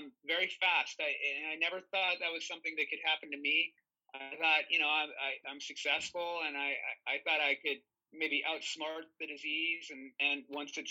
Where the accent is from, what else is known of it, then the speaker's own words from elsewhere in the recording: California, United States; I grew up in California, been here my whole life, except for when I went away to school